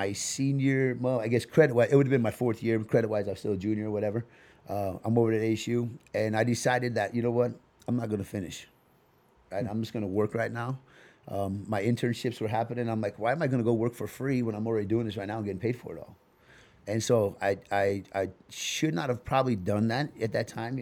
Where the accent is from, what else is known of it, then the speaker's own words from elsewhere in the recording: Tempe, Arizona, United States; also born or lived in Fort Collins, Colorado; I grew up in Tempe, and then I went and hung out on the South Side